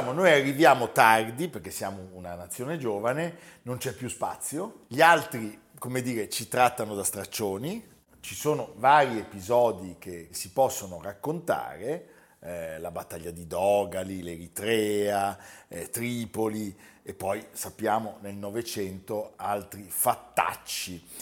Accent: Modena, Emilia-Romagna, Italy; Sono modenese.

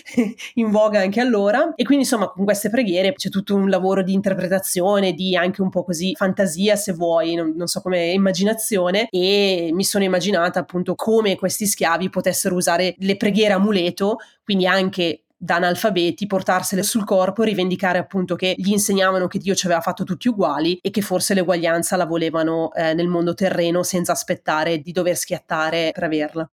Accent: Italy; moved away as an adult; also born or lived in Germany / United States; now in Berlin, Germany; io in realtà sono partita dall'Italia subito dopo la fine della laurea magistrale

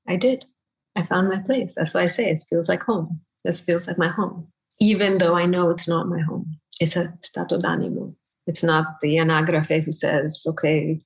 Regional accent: New England, United States; first language Bengali; English is a second language; moved away as an adult; also born or lived in London; now in Rome, Italy; I grew up in New England

